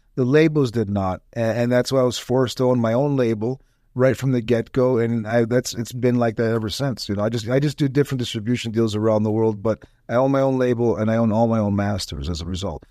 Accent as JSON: {"language": "English", "town": "Toronto", "region": "Ontario", "country": "Canada", "tie": "born or raised there", "moved": "as an adult", "lives_now": "Tampa, United States", "said": "I was born and raised right on the Danforth in Toronto"}